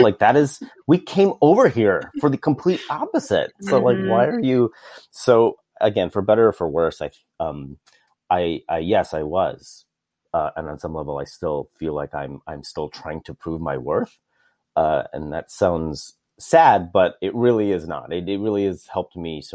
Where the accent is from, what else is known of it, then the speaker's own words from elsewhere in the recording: Chicago, Illinois, United States; I was born and raised in Chicago, a very, very, very traditional Filipino Catholic family